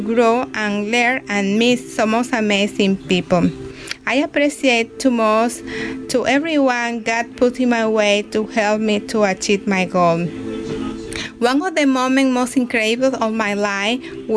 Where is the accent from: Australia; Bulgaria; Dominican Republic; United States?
Dominican Republic; moved away as an adult; now in Canada; I am from the Dominican Republic, living in Canada now for almost 5 years